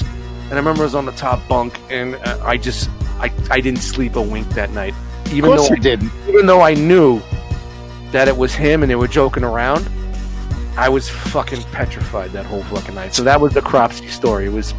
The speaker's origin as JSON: {"language": "English", "town": "New York City", "region": "New York", "country": "United States", "tie": "born or raised there", "said": "growing up in Brooklyn"}